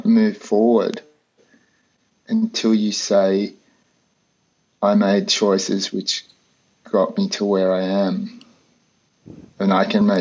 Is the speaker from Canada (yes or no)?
no; Australia; moved away as an adult; also born or lived in Colorado; I grew up in Australia, lived in the outback for many years